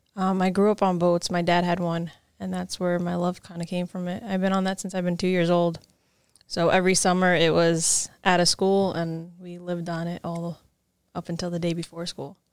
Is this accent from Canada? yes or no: no; Cliffside Park, New Jersey, United States; I was born and raised in Jersey